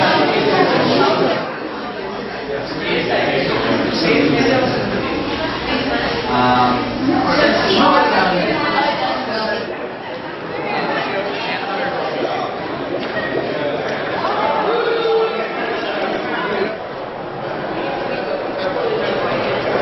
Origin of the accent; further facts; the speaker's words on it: Kansas, United States; some place I grew up in Kansas with a population of 25